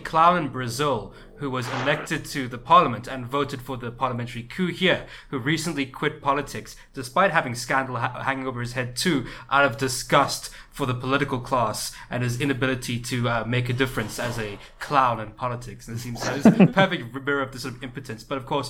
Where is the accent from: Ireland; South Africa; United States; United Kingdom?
South Africa; I'm too South African for that.